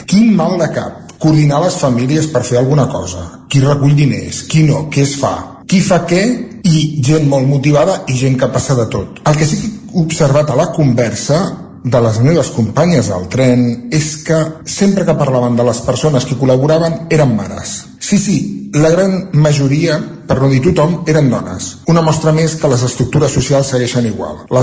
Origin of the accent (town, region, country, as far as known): Centelles, Catalonia, Spain